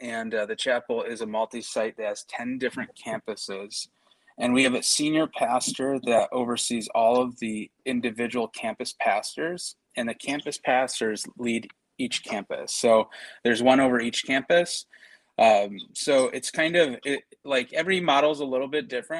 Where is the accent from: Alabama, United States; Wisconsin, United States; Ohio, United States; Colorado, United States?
Wisconsin, United States; Kenosha; moved away; I'm originally from Kenosha, Wisconsin